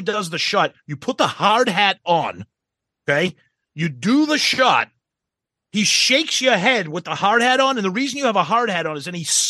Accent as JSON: {"language": "English", "country": "United States", "said": "We're fucking American."}